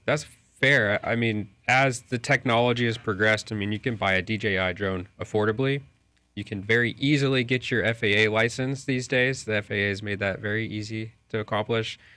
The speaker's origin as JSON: {"language": "English", "town": "Lakeland", "region": "Florida", "country": "United States", "also_born_or_lived": "Dallas", "said": "I'm from Lakeland or Central Florida here"}